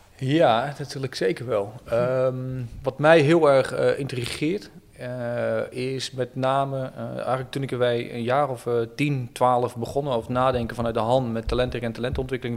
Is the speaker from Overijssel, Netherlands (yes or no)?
yes; Oldenzaal, Overijssel, Netherlands; now in Utrecht, Netherlands; Ik ben een klein mm-hmm. jongetje geboren en getogen in het Twente, mm-hmm. in Oldenzaal